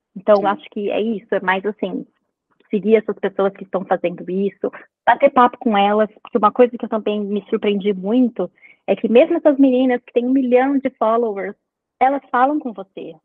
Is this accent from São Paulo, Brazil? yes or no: yes; São Paulo, Brazil; moved away as an adult; now in Vancouver, Canada; eu sou nascida e criada em São Paulo, mas eu moro em Vancouver, no Canadá, há oito anos já.